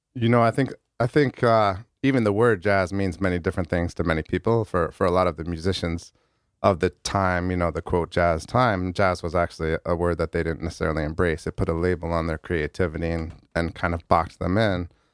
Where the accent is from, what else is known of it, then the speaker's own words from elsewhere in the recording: New Haven, Connecticut, United States; I was born and raised in New Haven